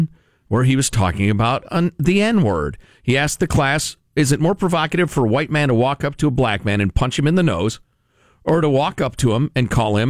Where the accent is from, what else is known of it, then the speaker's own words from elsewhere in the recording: Midwest, United States; Growing up in the Midwest where it snows a lot, in the 70s, when diets were not very good in a lot of ways